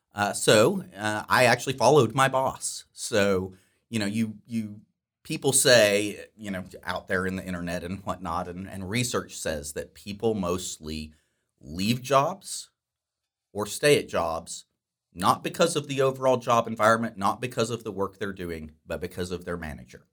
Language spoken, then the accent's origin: English; Dallas-Fort Worth area, Texas, United States; I grew up here in the Dallas-Fort Worth area